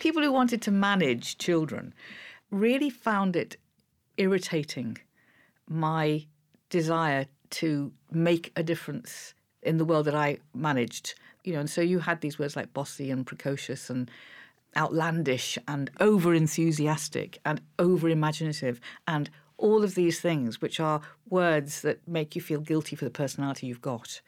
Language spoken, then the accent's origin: English; Liverpool, North West England, United Kingdom; I was growing up in Liverpool